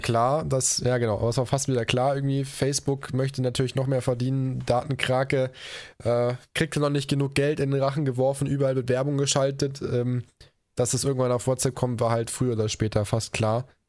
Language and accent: German; Koblenz, Rhineland-Palatinate, Germany; moved away; nach Koblenz, meiner Heimatstadt